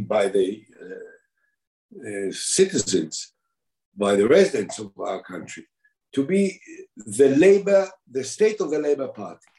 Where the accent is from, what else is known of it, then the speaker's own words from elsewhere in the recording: Binyamina, Haifa District, Israel; also born or lived in Shuni; They moved into Binyamina, which is few kilometers from uh, the uh, Shuni, that Roman castle, which is in the slope of Mount Carmel, uh, near Binyamina, between Binyamina and Zichron Yaakov, which is the center north uh, of the state of Israel. And uh, there I grew up.